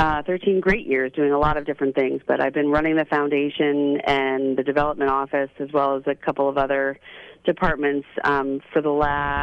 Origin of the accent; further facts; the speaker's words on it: Orange County, New York, United States; I'm from Orange County. I'm from Orange County, New York.